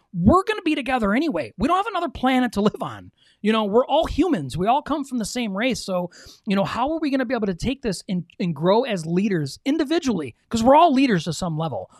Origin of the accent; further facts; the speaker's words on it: Michigan, United States; we're from Michigan